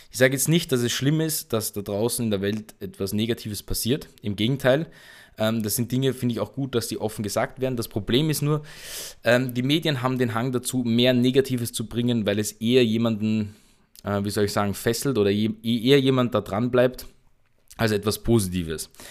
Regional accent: Austria; bei uns in Österreich nennt sich das dann Teenager werden Mütter

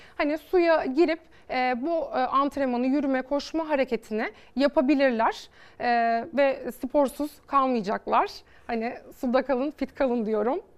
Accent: Bodrum, Muğla, Turkey; Bodrum e, doğumluyum.

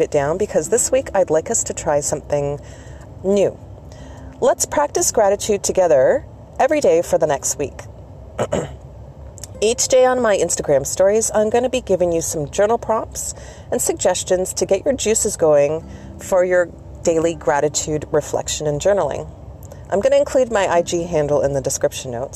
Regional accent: Canada; I'm Canadian

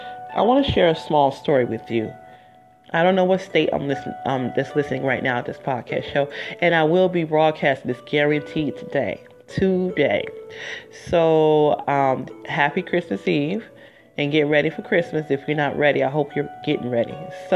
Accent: Detroit, Michigan, United States; I'm from the D. I'm from Detroit originally

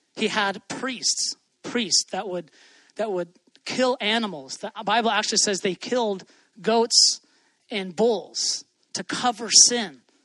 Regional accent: Hawaii, United States; I grew up in Hawaii

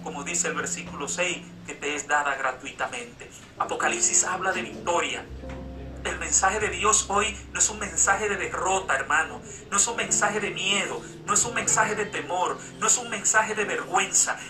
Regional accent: Dominican Republic; en mi cédula dice que soy dominicano

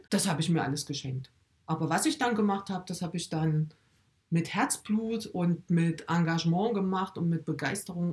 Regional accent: Erfurt, Thuringia, Germany; now in Weimar, Germany; bin gebürtig aus Erfurt, lebe jetzt mit meiner Familie in Weimar

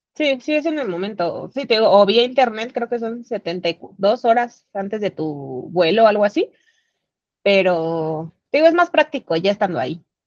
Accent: Mexico City, Mexico; de aquí de la Ciudad de México

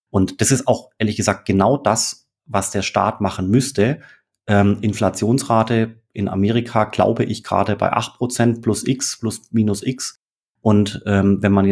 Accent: Germany; Und das als, als Deutscher, das ist schon skurril.

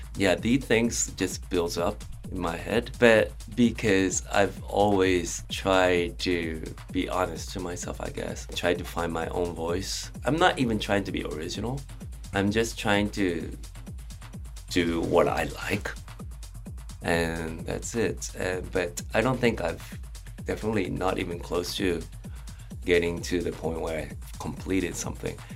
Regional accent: Japan; moved away; also born or lived in London, United Kingdom; I was uh, uh, just growing up in Japan, and then because my father's work, uh, I moved to um, London

